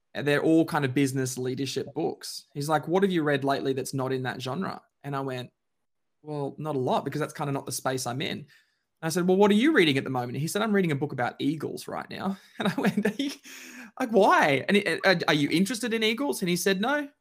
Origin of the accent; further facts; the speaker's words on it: Queensland, Australia; now in Melbourne, Australia; Queenslander by birth, Melbourneian by choice